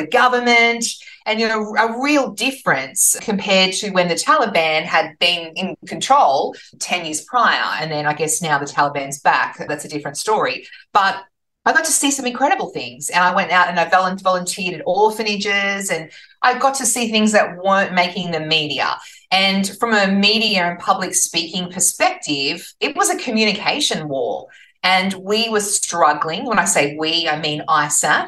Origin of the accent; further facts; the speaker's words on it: Newcastle, New South Wales, Australia; I'm from Newcastle